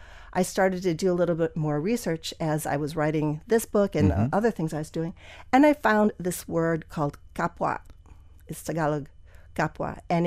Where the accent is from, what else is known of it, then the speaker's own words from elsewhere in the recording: Wisconsin, United States; also born or lived in Pennsylvania; I was born in Pennsylvania. My dad was a physician who moved around a lot. So we moved to like seven different places before we settled in Wisconsin.